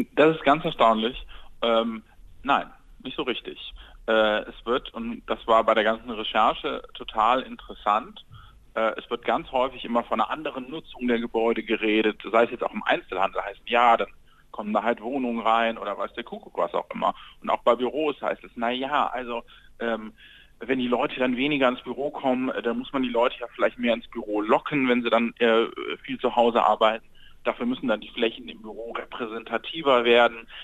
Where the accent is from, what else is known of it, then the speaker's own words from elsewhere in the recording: Mönchengladbach, North Rhine-Westphalia, Germany; ich komme gebürtig aus Mönchengladbach